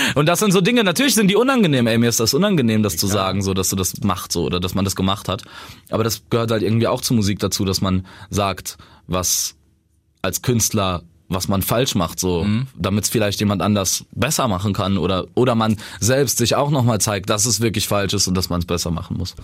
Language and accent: German; Saarbrücken, Saarland, Germany; bei uns im Saarland, in Saarbrücken